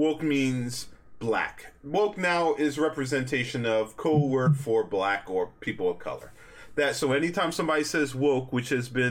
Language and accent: English; United States; As a black person growing up in America